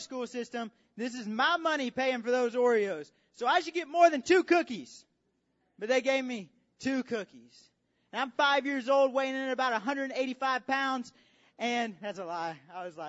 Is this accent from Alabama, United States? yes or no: yes; Alabama, United States; I say mug because I'm from Alabama